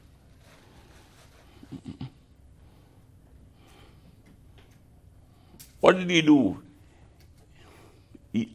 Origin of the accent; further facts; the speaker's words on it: Jamaica; moved away; I'm Jamaican